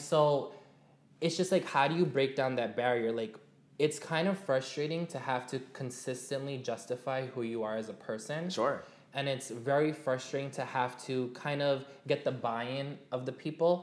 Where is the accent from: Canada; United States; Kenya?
United States; New York City, New York; my hometown. I'm from Jamaica, Queens